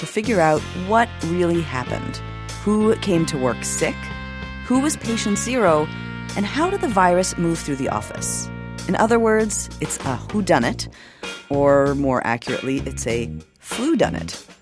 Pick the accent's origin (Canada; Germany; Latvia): Canada; Toronto, Ontario; now in New York, United States; I'm from Toronto